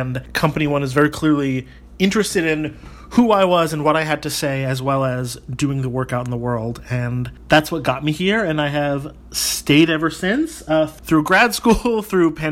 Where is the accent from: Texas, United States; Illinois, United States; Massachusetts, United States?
Massachusetts, United States; Somerville; I am local. I grew up in Somerville